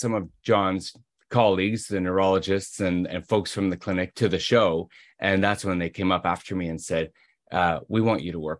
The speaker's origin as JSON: {"language": "English", "town": "Toronto", "region": "Ontario", "country": "Canada", "tie": "born or raised there", "said": "In Toronto."}